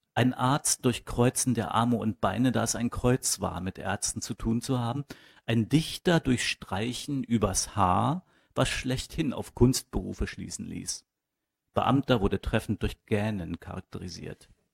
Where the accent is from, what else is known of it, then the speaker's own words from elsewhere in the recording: Berlin, Germany; also born or lived in Stuttgart; Eigentlich bin ich äh, qua Zufall äh, gebürtiger Berliner. Ähm, ich bin groß geworden am Stadtrand von Berlin, am nördlichen Stadtrand